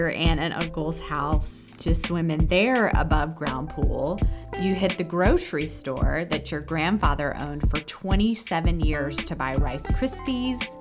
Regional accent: Los Angeles, California, United States; born there; Dana is actually my dad's hometown, but I was born in East LA because my parents moved out there in 1980 on a whim

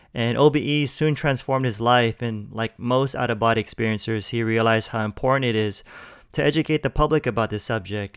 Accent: Los Angeles, California, United States; I'm from L A too

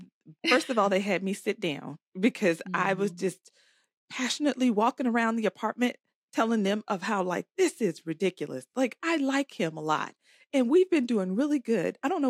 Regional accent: Florida, United States; also born or lived in Virginia; I was born in Virginia. Back. Nah. I went to school and high school in Florida.

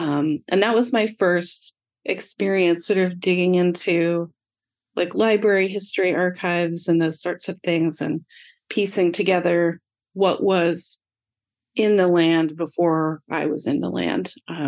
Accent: Sonoma County, Northern California, United States; I am a California native, Northern California native. I grew up in Sonoma County, which most people here know as part of wine country. Tons of vineyards, tons of people driving around tasting wine. I grew up in a very small town

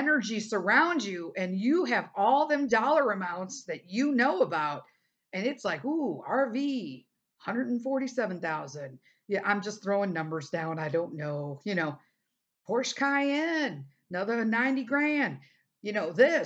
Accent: United States; being an American

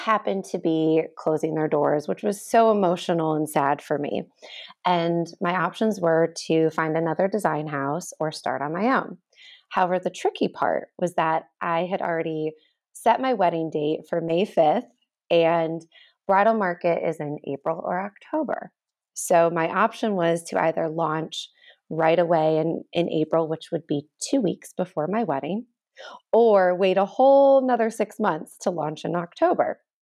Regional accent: Ohio, United States; moved away as an adult; also born or lived in Chicago / New York City; So I'm a Midwestern girl. I'm from Ohio originally, and then I went to college in Chicago. So coming from the Midwest into New York City

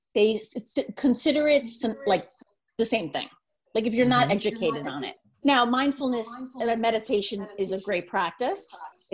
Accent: Long Island, New York, United States; also born or lived in Pennsylvania; I'm from Long Island.

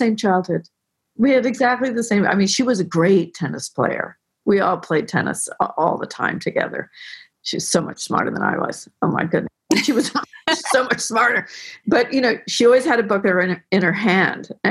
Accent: Belvedere Tiburon, California, United States; I was raised in Belvedere, Tiburon with Anne Lamott, who was a childhood friend.

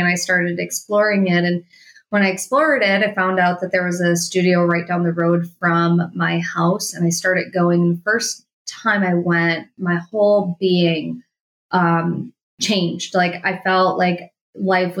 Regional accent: Milwaukee, Wisconsin, United States; I grew up in Wisconsin, just like you. I'm from Milwaukee, Wisconsin

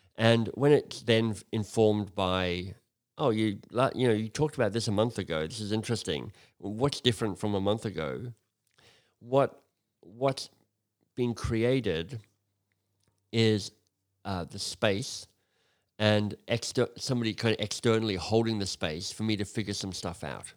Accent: Australia; moved away as an adult; I'm Australian originally. Um, I left Australia thirty years ago now

